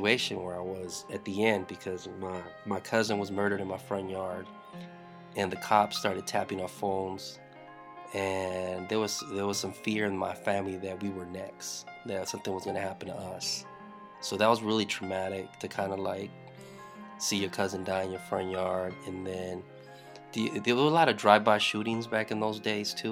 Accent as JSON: {"language": "English", "town": "Los Angeles", "region": "California", "country": "United States", "tie": "born or raised there", "also_born_or_lived": "Compton / Lynwood / North Long Beach", "moved": "yes", "said": "I was born in South Central LA in a county hospital, Martin Luther King Jr. Hospital. My mother and my father are both Mexican immigrants, so they came to LA because they had family out there. So I was born in South Central and never really left more than 30 minutes away from that area"}